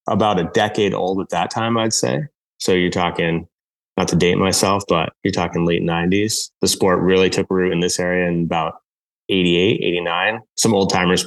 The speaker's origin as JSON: {"language": "English", "area": "Northeast Kingdom", "region": "Vermont", "country": "United States", "tie": "born or raised there", "also_born_or_lived": "Nelson, British Columbia, Canada", "said": "So I grew up here in Vermont in the Northeast Kingdom"}